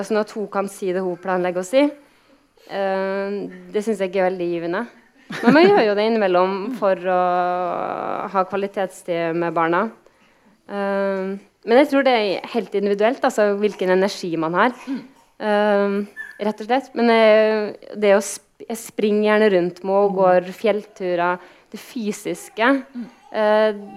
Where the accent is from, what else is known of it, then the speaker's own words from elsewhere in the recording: Kristiansund, Møre og Romsdal, Norway; moved away; Kristiansund, der jeg er fra